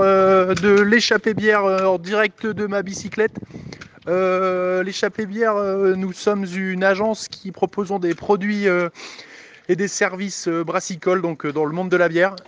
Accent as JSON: {"language": "French", "town": "Dunkirk", "region": "Hauts-de-France", "country": "France", "tie": "born or raised there", "said": "j'ai passé toute mon enfance à Dunkerque, born and raised, comme disent les Américains"}